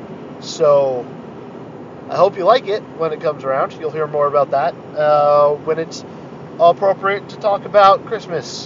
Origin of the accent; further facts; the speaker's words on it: United States; I'm a white cis hetero American dude